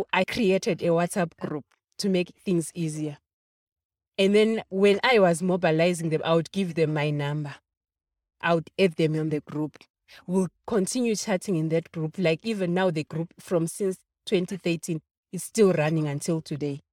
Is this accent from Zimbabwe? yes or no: yes; Zimbabwe; moved away as an adult; now in Johannesburg, South Africa; I'm from Zimbabwe. I came here in 2008